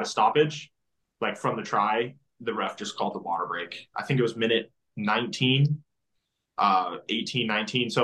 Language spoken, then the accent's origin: English; Denver, Colorado, United States; moved away as an adult; also born or lived in Arlington, Texas; now in Dallas, United States; I grew up in Denver. So Denver's more of my, you know, like hometown where I grew up, but like born here in Arlington.